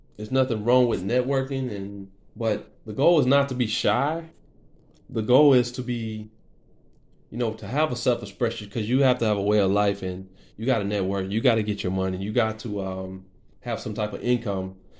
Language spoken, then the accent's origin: English; Lafayette, Louisiana, United States; also born or lived in Lake Charles, Louisiana; I was born in Lake Charles, Louisiana. Um, I moved. We moved when I was like four years old to Lafayette, Louisiana. I've been here most of my life